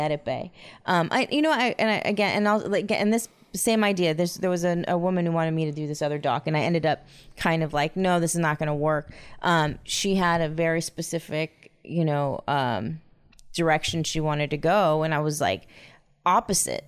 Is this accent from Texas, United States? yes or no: no; Huntington Beach, California, United States; I grew up in Huntington Beach